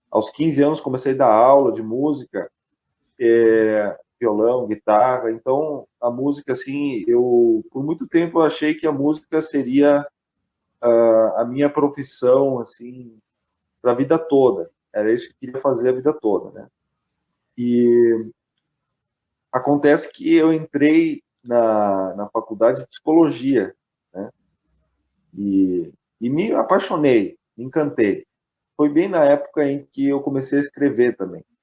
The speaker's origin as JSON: {"language": "Portuguese", "town": "Curitiba", "region": "Paraná", "country": "Brazil", "tie": "born there", "also_born_or_lived": "Japan / Caxias do Sul", "said": "Eu sou curitibano de nascença, mas eu morei cinco anos no Japão."}